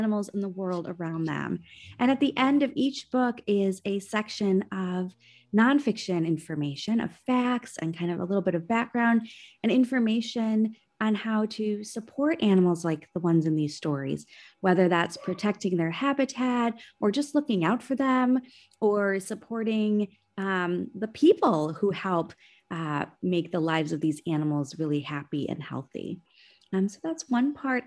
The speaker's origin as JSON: {"language": "English", "region": "Minnesota", "country": "United States", "tie": "born or raised there", "said": "growing up in Minnesota, in the northern part of this country"}